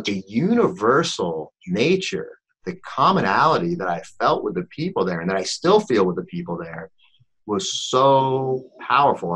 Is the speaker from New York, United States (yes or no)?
yes; New York, United States; we're both from New York